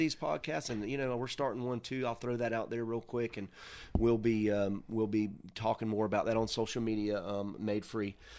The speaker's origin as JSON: {"language": "English", "town": "Mims", "region": "Florida", "country": "United States", "said": "I'm from Mims. I mean, there's one blinking light"}